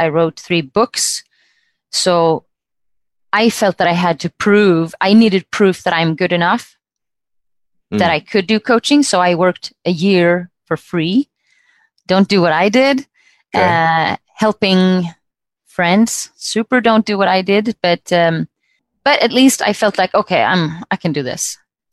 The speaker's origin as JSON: {"language": "English", "country": "Sweden", "also_born_or_lived": "United States", "moved": "as an adult", "lives_now": "Luxembourg", "said": "So I'm originally from Sweden. I left when I finished school."}